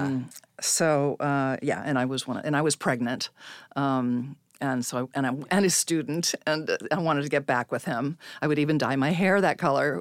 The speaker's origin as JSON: {"language": "English", "town": "Salinas", "region": "California", "country": "United States", "tie": "born or raised there", "said": "I was born in Salinas, California"}